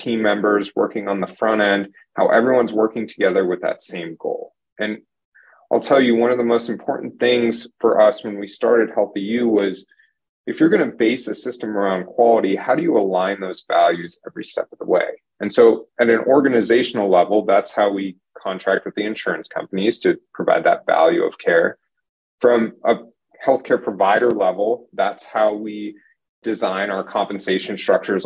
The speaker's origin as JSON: {"language": "English", "town": "Phoenix", "region": "Arizona", "country": "United States", "tie": "born or raised there", "said": "I'm from the Phoenix area, lived here all my life, ended up moving away for school."}